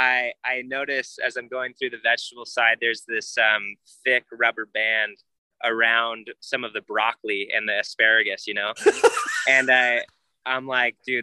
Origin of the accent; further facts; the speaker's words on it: Arizona, United States; moved away; I grew up in Arizona